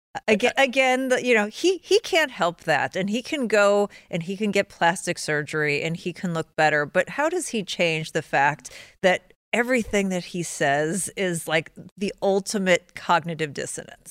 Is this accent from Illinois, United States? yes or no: yes; Chicago, Illinois, United States; I'm from Chicago